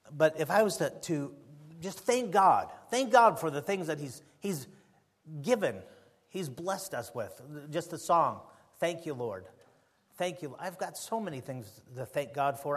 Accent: United States; As an American

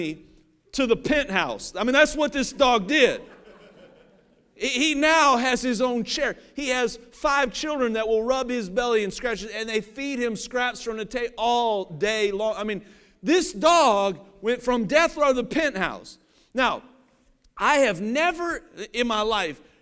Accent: Cincinnati, Ohio, United States; I grew up in Cincinnati, Ohio.

